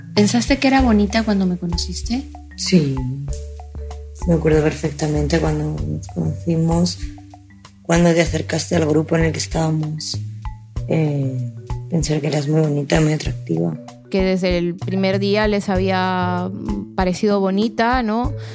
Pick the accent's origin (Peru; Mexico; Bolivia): Peru; soy peruana, soy escritora